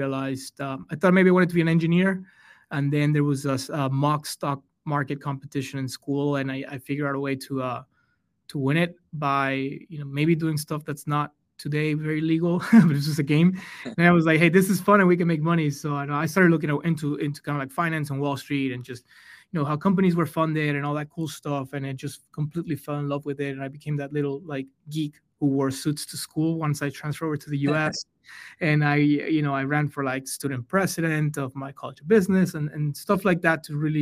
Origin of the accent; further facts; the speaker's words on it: Mexico; English is a second language; moved away; I'm from Mexico and I grew up on the border with Texas